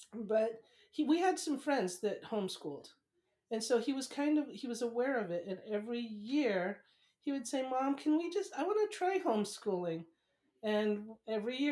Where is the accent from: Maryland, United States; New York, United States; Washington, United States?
Washington, United States; Seattle; moved away; also born or lived in San Diego; I grew up in the Seattle area mostly